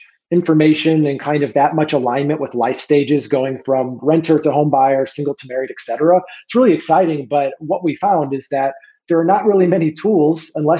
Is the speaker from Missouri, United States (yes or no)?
yes; St. Louis, Missouri, United States; also born or lived in Orlando, Florida; I born and raised in St. Louis, had a brief stint in Orlando, Florida with my fiance at the time, but wife now for about 2 years, but ended up moving back and still here.